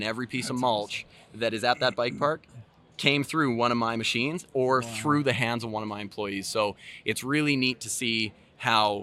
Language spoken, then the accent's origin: English; Southern Alberta, Canada; I built a bike park in my hometown